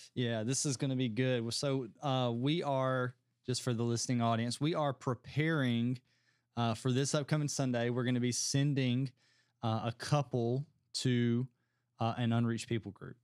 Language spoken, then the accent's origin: English; United States; as an American